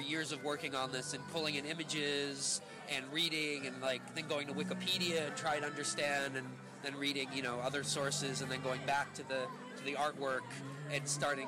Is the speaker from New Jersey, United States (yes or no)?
no; California, United States; I'm from California